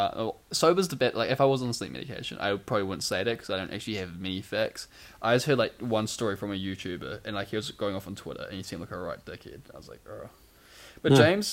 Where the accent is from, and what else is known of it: New Zealand